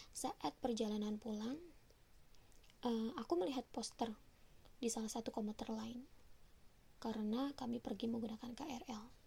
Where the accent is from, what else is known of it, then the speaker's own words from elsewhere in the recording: West Java, Indonesia; also born or lived in Bekasi; aku memang asli Sunda